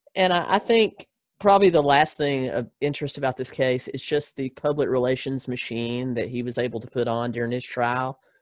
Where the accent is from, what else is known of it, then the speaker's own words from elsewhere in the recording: Gadsden, Alabama, United States; originally, a little town called Gadsden, Alabama